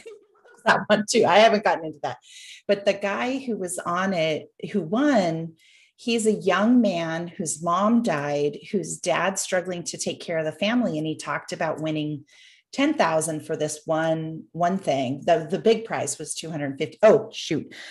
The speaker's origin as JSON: {"language": "English", "country": "Canada", "tie": "born or raised there", "said": "having been born and raised in Canada."}